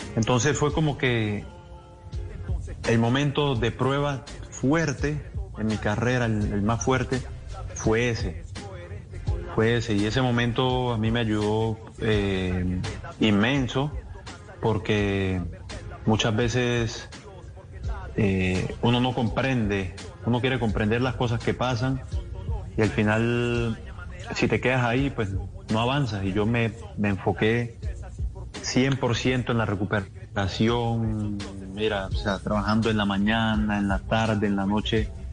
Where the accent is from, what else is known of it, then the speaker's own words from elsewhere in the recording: Colombia; somos un país creyente